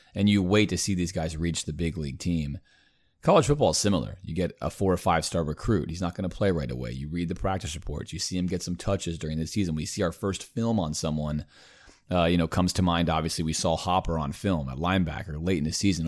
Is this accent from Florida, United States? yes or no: no; Baltimore, Maryland, United States; I was born in Baltimore.